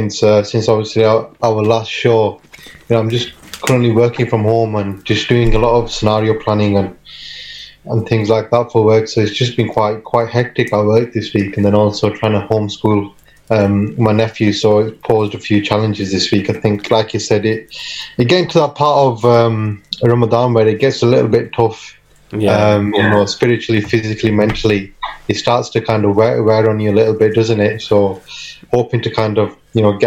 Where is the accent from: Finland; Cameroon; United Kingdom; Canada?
United Kingdom; Rochdale, North West England; born or raised there; also born or lived in Pakistan